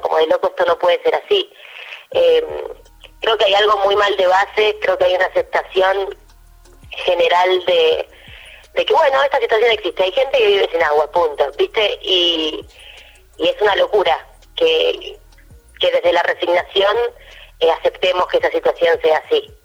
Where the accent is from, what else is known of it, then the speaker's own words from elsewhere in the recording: Argentina; soy la única argentina de toda la serie